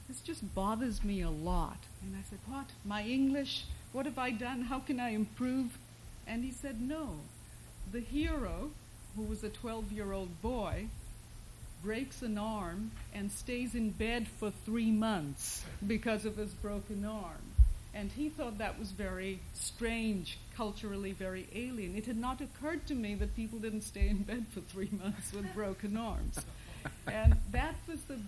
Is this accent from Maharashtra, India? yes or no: no; Kolkata, West Bengal, India; English is a second language; moved away as an adult; also born or lived in Britain / Switzerland / Iowa; now in United States; I lived a very middle-class Bengali life in a very middle-class Calcutta neighborhood